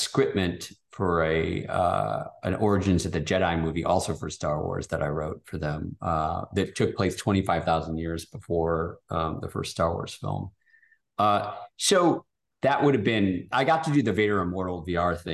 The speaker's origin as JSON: {"language": "English", "region": "Michigan", "country": "United States", "tie": "born or raised there", "moved": "yes", "said": "I'm from Michigan. So we were like 3 hours from where I grew up"}